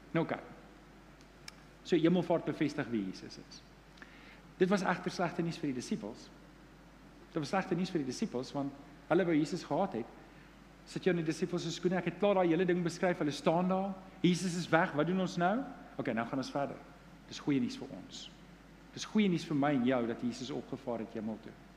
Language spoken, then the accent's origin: Afrikaans; Johannesburg, Gauteng, South Africa; Ek is Johannesburger